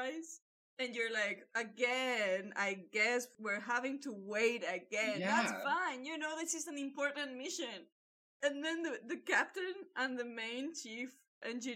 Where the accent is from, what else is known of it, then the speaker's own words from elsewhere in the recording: Malaga, Andalusia, Spain; I'm from Malaga